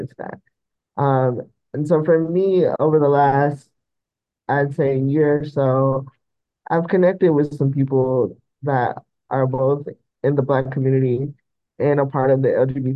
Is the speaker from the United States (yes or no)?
yes; the South, United States; I grew up in the South, so it was, very religious